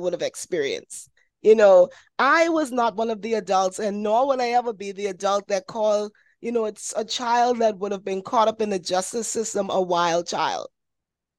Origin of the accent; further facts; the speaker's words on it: Bahamas; I'm from the Bahamas.